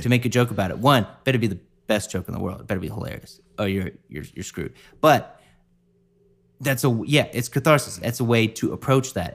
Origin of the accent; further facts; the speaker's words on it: the South, United States; growing up in the South, like, in high school